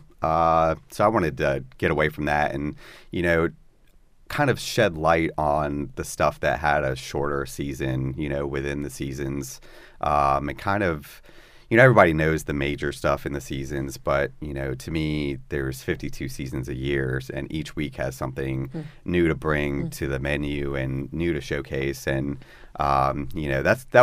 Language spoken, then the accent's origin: English; Florida, United States; moved away; also born or lived in South Carolina; growing up in Florida